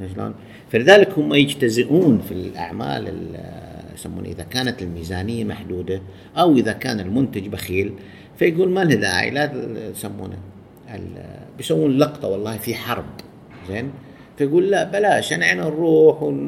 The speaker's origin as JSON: {"language": "Arabic", "country": "Saudi Arabia", "said": "عندنا بالسعودية"}